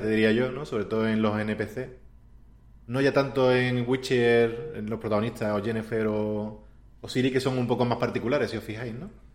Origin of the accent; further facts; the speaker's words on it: Andalusia, Spain; moved away as an adult; also born or lived in Warsaw; soy andaluz, ¿sabes? Que vengo